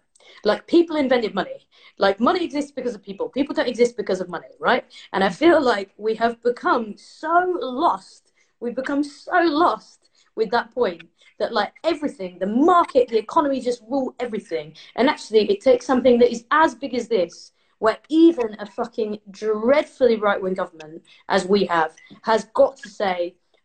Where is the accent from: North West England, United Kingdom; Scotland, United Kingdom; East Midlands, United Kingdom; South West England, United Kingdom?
East Midlands, United Kingdom; Leicester; I'm in Leicester, I'm from Leicester